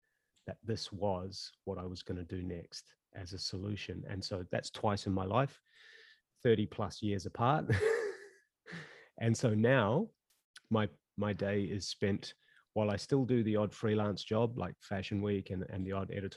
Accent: New Zealand; moved away as an adult; also born or lived in Auckland, New Zealand / Kaitaia, New Zealand; now in Sydney, Australia; I live in Sydney, Australia. I'm actually a Kiwi by birth

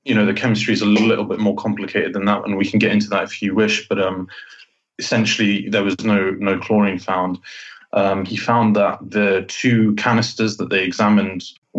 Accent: Jordan; because I grew up in Jordan.

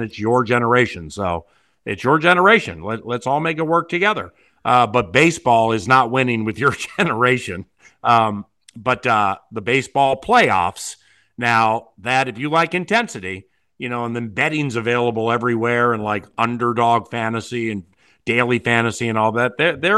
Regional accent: Washington, District of Columbia, United States; now in Minnesota, United States; I mean, I'm from Washington, D.C., and I've lived all over the world. But, you know, I moved here full-time in 98.

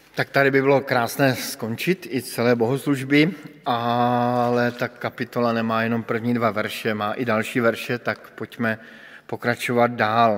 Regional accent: Bohemia, Czechia; jsem přišel z Čech, což jste asi všichni pochopili podle českého jazyka

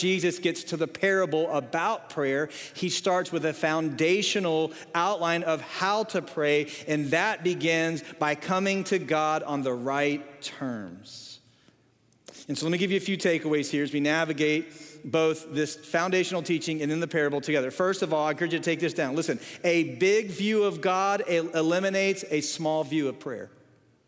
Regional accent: the North, United States; moved away; I grew up in the North

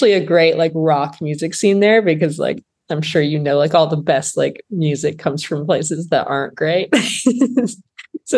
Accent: Flint, Michigan, United States; I grew up in Flint, Michigan

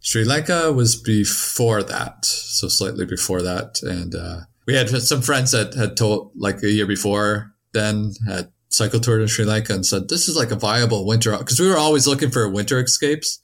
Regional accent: Canada; I come from Canada

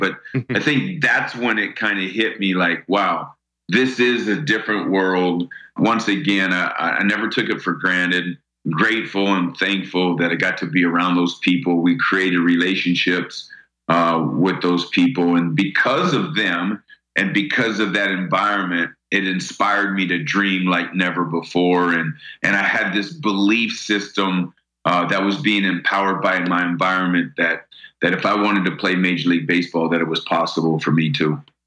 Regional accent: United States; we were just like any other kid growing up in New York, New Jersey

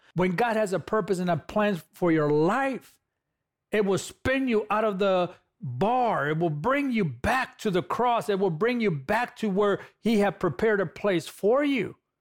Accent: Los Angeles, California, United States; I'm a guy from East L A, California. I'm a former gang member from East L

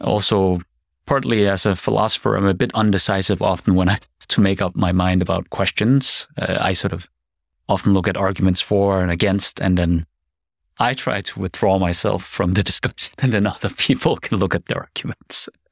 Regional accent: Denmark; moved away as an adult; also born or lived in South Korea; now in Seoul, South Korea; I'm a Korean adoptee. I grew up in Denmark, but I've been studying and living abroad, uh, for more than twenty years

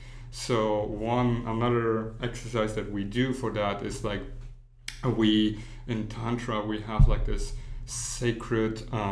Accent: Germany; also born or lived in Poland / United States; I was born in Poland, but I grew up in Germany, and then I moved to many different other countries, went to school and here in the United States

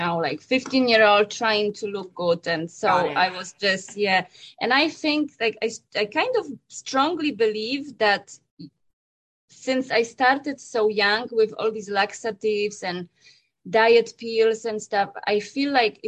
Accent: Poland; moved away; I was born and raised in Poland

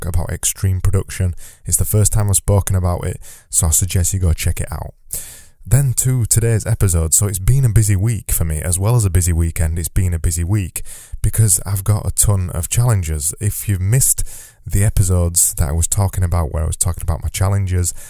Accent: Yorkshire and the Humber, United Kingdom; I say flow because I'm from Yorkshire and I extend my vowels

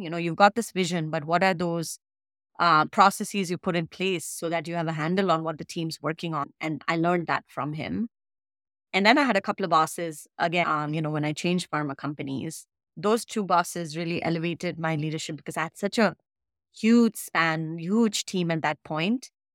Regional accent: India; moved away as an adult; I came straight from India, never studied, never worked here, right? Straight to grad school and started working in a new country

